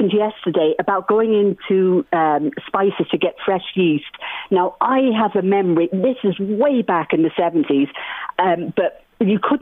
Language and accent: English; Trim, County Meath, Ireland; moved away as an adult; also born or lived in Athlone / London; now in Bristol, United Kingdom; I grew up in Trim. I'm a half Irish, half Cypriot